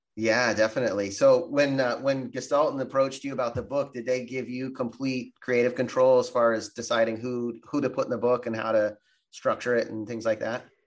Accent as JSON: {"language": "English", "region": "Florida", "country": "United States", "tie": "born or raised there", "also_born_or_lived": "Santa Barbara", "moved": "yes", "said": "growing up in Florida"}